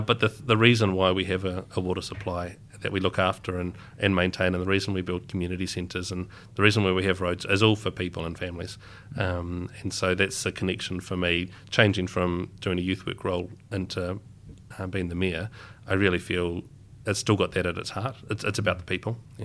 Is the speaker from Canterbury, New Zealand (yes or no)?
yes; Darfield, Canterbury, New Zealand; growing up in Duffield, I had, I'd enjoyed leaving, um, as a kid